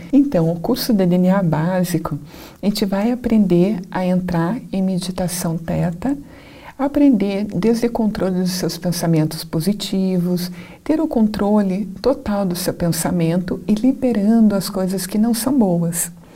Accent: Curitiba, Paraná, Brazil; a minha cidade natal é Curitiba

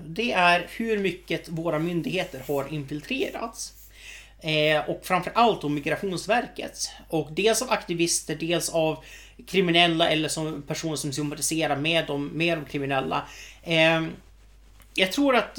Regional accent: Sweden; vi är svenskar

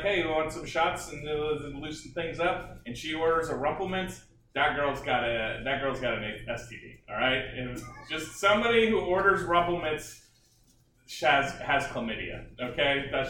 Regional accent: Round Rock, Texas, United States; also born or lived in Austin, Texas; I was born in Austin and I had a short 12-year sabbatical in Round Rock.

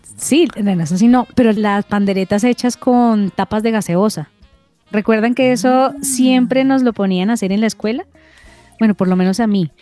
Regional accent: Cali, Valle del Cauca, Colombia; moved away; porque somos caleños

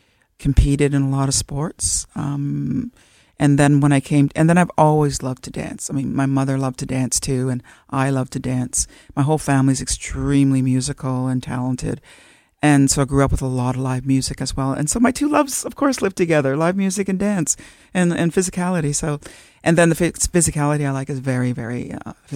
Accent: Temagami, Ontario, Canada; moved away as an adult; now in Toronto, Canada; I'm from the Tamiami Anishinaabe, so from Temagami, Northern Ontario

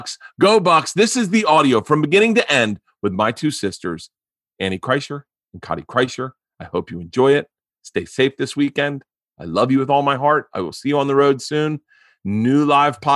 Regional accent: Tampa, Florida, United States; we all grew up in Tampa.

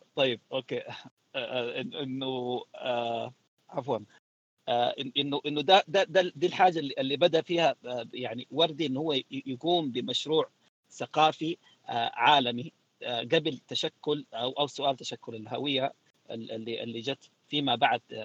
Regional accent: Sudan; احنا كسودانيين

